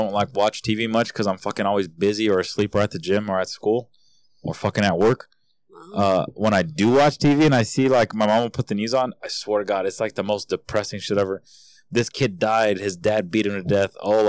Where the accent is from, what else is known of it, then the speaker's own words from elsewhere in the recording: California, United States; because we're from California. There's other states that don't fuck with that shit.